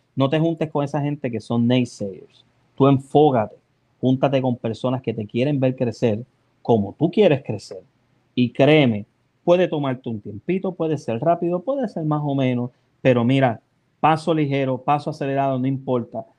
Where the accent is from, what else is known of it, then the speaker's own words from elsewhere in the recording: Puerto Rico; moved away; dónde llegué, que este es lo de Los Ángeles, Puerto Rico